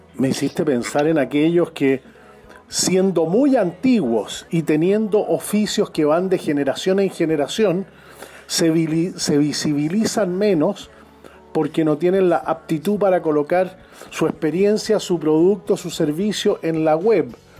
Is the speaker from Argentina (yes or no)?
no; Chile